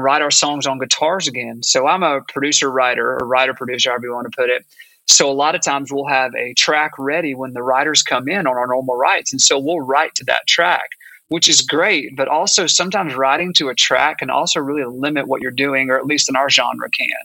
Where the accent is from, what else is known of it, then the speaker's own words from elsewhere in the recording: Augusta, Georgia, United States; moved away as an adult; now in Nashville, United States; I'm actually from Augusta, Georgia, but I moved to Nashville when I got out of college, gosh, about 20 years ago